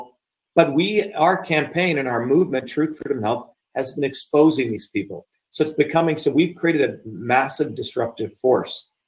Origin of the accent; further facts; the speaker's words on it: India; now in United States; as an Indian